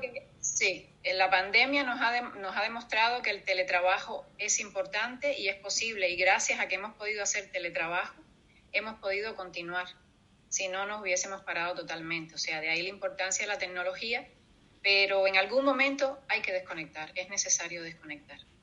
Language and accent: Spanish; Cuba; moved away as an adult; also born or lived in Iceland; now in Gran Canaria, Spain; yo nací en Cuba eh, hace ya 50, casi 52 años